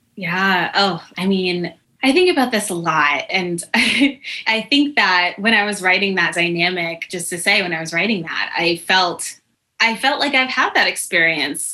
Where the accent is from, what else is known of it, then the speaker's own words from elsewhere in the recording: Connecticut, United States; a Panera in my hometown in Connecticut